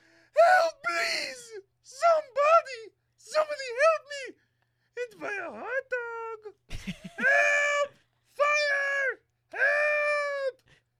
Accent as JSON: {"language": "English", "town": "Los Angeles", "region": "California", "country": "United States", "tie": "born or raised there", "lives_now": "Denver, United States", "said": "I grew up on the Heliotrope Avenue in Los Angeles, but I moved to Denver for a job opportunity."}